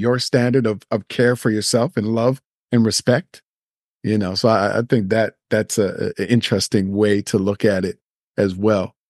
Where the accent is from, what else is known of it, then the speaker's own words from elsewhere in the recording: Nova Scotia, Canada; I grew up in Nova Scotia